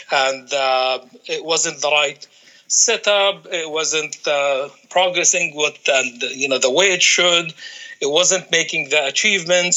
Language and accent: English; Palestine; moved away as an adult; also born or lived in Washington D.C. / Qatar; I'm coming from Palestine